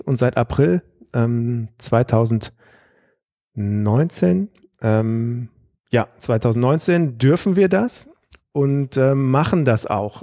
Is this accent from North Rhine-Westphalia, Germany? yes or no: yes; Aachen, North Rhine-Westphalia, Germany; moved away as an adult; also born or lived in Freiburg / Grenoble; now in Karlsruhe, Germany; ich bin in Aachen aufgewachsen